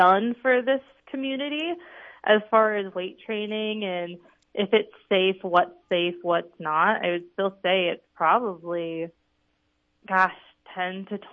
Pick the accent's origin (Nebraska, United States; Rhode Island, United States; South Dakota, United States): South Dakota, United States; Beresford; I graduated high school from Beersford, South Dakota